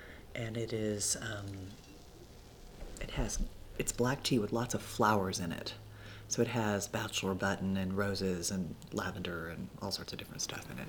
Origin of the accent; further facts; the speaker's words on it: Dallas, Texas, United States; moved away as an adult; also born or lived in San Francisco; now in Santa Fe, United States; So I grew up in Dallas, then went on to San Francisco to culinary school.